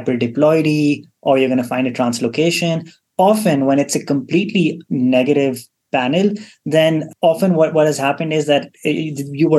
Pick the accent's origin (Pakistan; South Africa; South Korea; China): Pakistan; moved away as an adult; also born or lived in Kansas, United States; now in Utah, United States; So I'm originally from Pakistan. I did my medical school there, and then I did my residency and fellowship at the University of Kansas